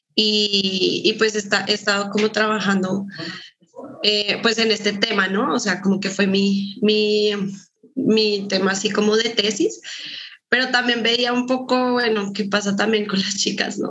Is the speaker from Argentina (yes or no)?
no; Colombia; moved away as an adult; now in Guadalajara, Mexico; yo también soy colombiana